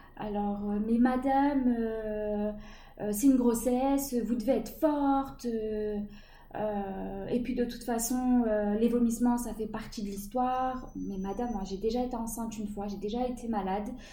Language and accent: French; Chartres, Centre-Val de Loire, France; Je suis de Chartres, dans le 28